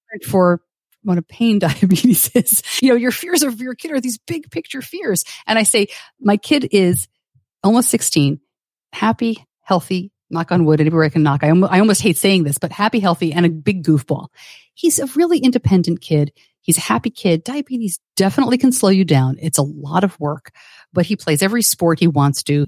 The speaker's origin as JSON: {"language": "English", "region": "New York", "country": "United States", "tie": "born or raised there", "said": "I grew up just outside of New York City"}